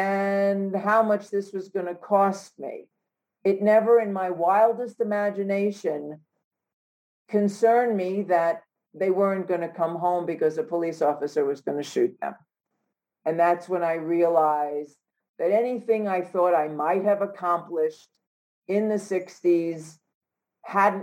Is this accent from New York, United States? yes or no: yes; New York City, New York, United States; Growing up in New York City